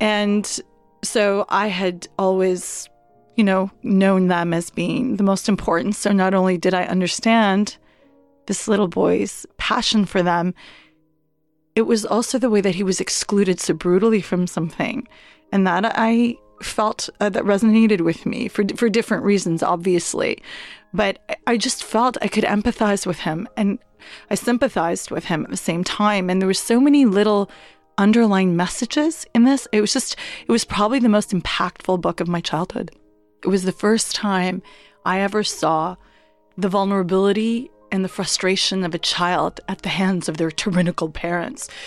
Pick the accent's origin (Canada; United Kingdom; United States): Canada; Halifax, Nova Scotia; I'm a Pakistani Canadian Muslim woman who was born and raised in Halifax, Nova Scotia.